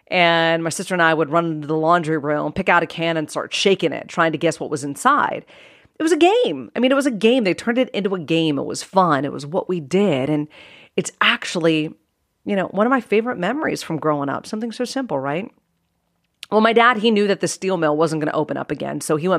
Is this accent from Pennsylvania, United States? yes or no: yes; Cranberry Township, Pennsylvania, United States; So I grew up in Pittsburgh, Pennsylvania in the 80s, and more precisely a rural town called Cranberry Township.